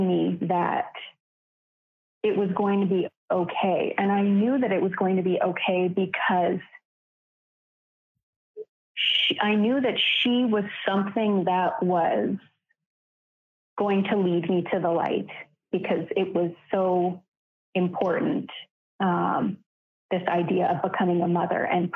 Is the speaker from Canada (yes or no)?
yes; Canada; also born or lived in Vancouver, Canada; I'm from Canada and I live on the West Coast and was living in Vancouver at the time.